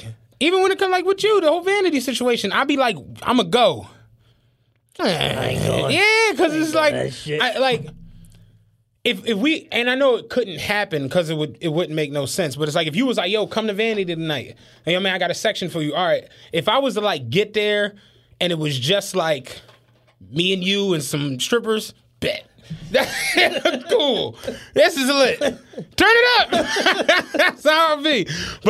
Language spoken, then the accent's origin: English; Philadelphia, Pennsylvania, United States; I'm a nigga from Philly